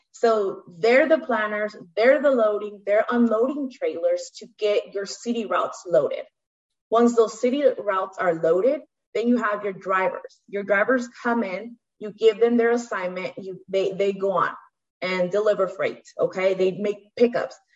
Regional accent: Stockton, California, United States; I come from Stockton, so um, I grew up in most of the you know South Side inner city

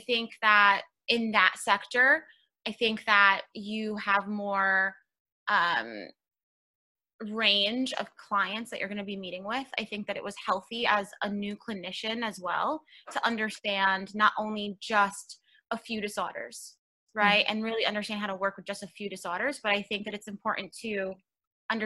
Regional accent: New York City, New York, United States; I'm actually born and raised in New York. I was raised in Queens, New York

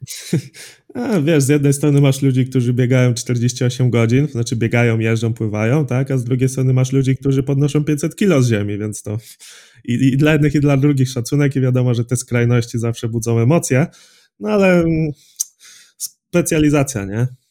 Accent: Drawsko Pomorskie, West Pomeranian Voivodeship, Poland; pochodzę z Drawska Pomorskiego, to jest mniej więcej środek województwa zachodniopomorskiego

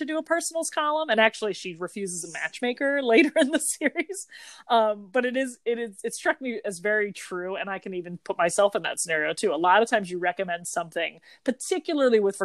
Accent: New Jersey, United States; we're from New Jersey

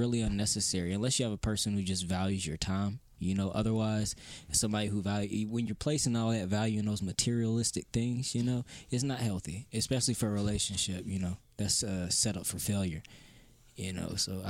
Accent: Douglasville, Georgia, United States; also born or lived in Nashville, Tennessee / West Virginia / Virginia; I don't like saying I'm from Douglasville, because Douglasville is like a meaningless time other than you guys.

